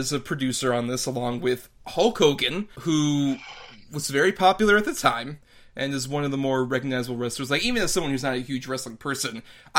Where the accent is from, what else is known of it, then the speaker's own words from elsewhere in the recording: Tampa, Florida, United States; Tampa, my hometown